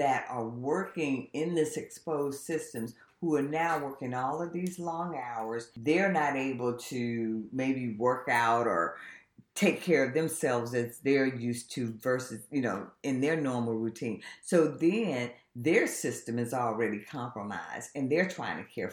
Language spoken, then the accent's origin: English; South Carolina, United States; now in Richmond, United States; my hometown in South Carolina